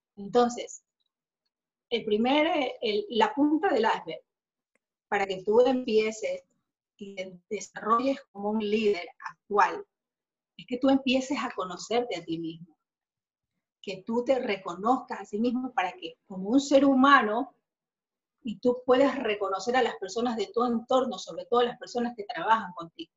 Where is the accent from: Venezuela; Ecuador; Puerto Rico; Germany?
Ecuador; acá en mi país, Ecuador